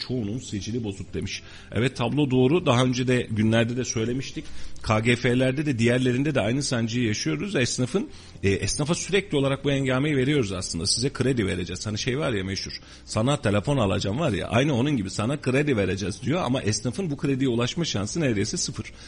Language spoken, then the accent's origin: Turkish; Turkey; Ben bu memlekette doğdum. Ben bu memleketin çocuğuyum.